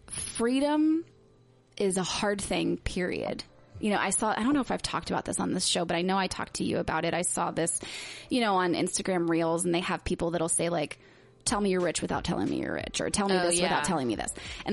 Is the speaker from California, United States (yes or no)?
no; West Virginia, United States; And I grew up, I moved all over the place, but essentially I grew up in West Virginia in a Baptist church with like no exposure to any culture anywhere.